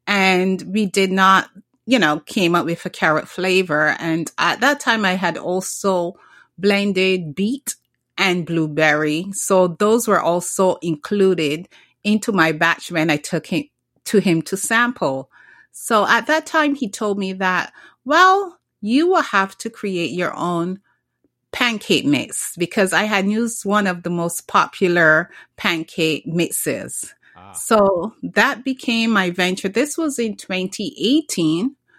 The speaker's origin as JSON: {"language": "English", "country": "Barbados", "tie": "born or raised there", "moved": "yes", "said": "Well, I'm originally from the Caribbean, Barbados, to be exact. And I grew up drinking carrot juice. I grew up drinking beet juice."}